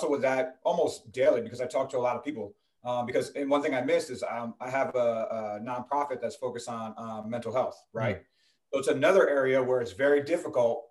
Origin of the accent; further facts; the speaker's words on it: New Jersey, United States; So I'm from New Jersey originally. Grew up in New Jersey.